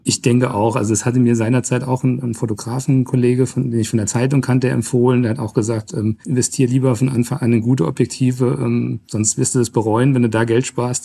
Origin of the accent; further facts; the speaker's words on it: Trebur, Hesse, Germany; Ich bin jetzt schon seit über 20 Jahren in meinem Heimatverein beim TV Trebo im Vorstand aktiv